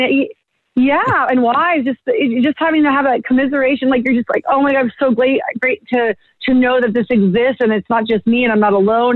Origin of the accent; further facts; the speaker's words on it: Bay Area, California, United States; moved away; growing up in the Bay Area